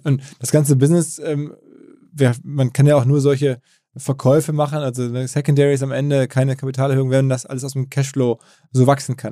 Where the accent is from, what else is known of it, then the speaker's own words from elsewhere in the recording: Ruhr area, North Rhine-Westphalia, Germany; gebürtigen Ruhrgebietler